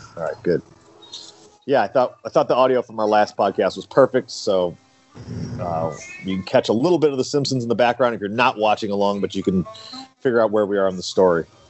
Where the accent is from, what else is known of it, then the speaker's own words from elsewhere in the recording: St. Louis, Missouri, United States; I was from St. Louis